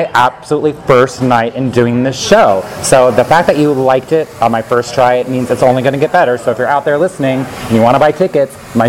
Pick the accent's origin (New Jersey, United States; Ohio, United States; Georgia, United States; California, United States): California, United States; Northern; also born or lived in New York City; now in Los Angeles, United States; I was raised in California, the northern part. I moved to New York City and did Broadway shows, and now I'm here in L.A.